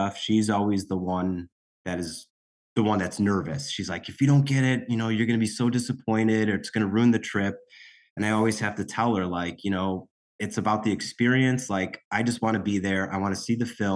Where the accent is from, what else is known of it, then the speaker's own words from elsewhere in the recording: Chicago, Illinois, United States; we're from Chicago